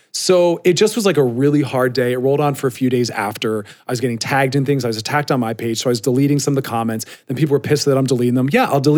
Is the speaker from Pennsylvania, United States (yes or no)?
yes; Philadelphia, Pennsylvania, United States